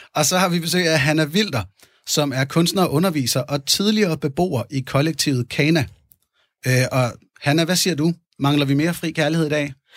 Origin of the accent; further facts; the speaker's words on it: Fredensborg, Capital Region of Denmark, Denmark; Jeg er født i 1980 i Fredensborg, Nordsjælland, hvor jeg også havde min opvækst